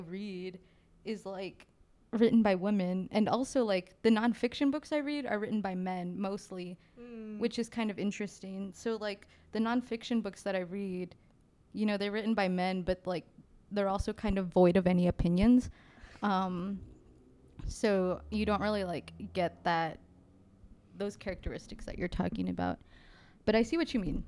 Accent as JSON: {"language": "English", "region": "West Texas", "country": "United States", "said": "we're from West Texas"}